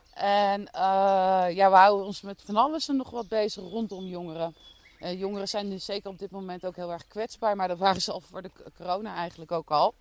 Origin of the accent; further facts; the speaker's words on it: The Hague, South Holland, Netherlands; moved away as an adult; now in Dordrecht, Netherlands; Ik eh, kom oorspronkelijk eh, geboren en getogen in Den Haag